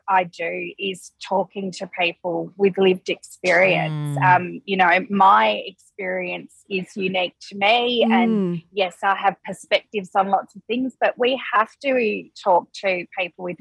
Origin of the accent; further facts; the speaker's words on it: Perth, Western Australia, Australia; moved away as an adult; also born or lived in Melbourne; I actually was living in Melbourne, but I am from Perth originally.